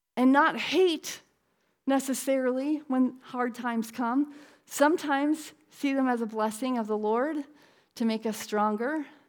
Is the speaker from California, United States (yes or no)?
no; Connecticut, United States; I'm from Connecticut